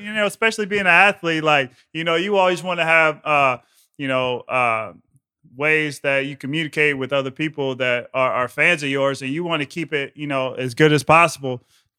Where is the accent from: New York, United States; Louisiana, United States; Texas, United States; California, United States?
California, United States; Long Beach; growing up in Long Beach, California, but he was in Cerritos, and playing at, you know, Hartwell Golf Course, where I grew up playing golf and learning how to play golf.